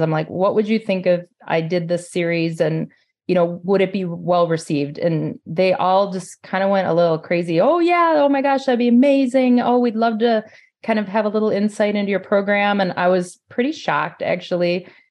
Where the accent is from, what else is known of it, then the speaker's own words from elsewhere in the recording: Forest Lake, Minnesota, United States; I'm from Forest Lake, Minnesota.